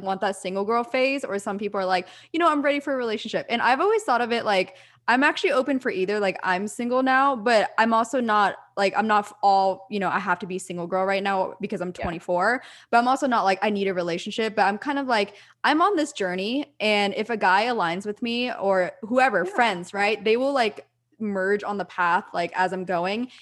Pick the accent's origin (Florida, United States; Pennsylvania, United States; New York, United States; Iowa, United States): Pennsylvania, United States; moved away; also born or lived in Orange County, California; I'm from the East Coast. I'm from Pennsylvania